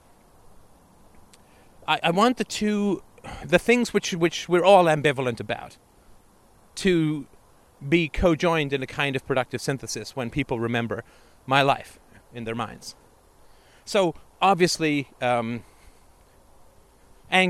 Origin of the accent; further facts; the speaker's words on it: England, United Kingdom; moved away; also born or lived in Canada; growing up in England in the 70s and Canada in the 80s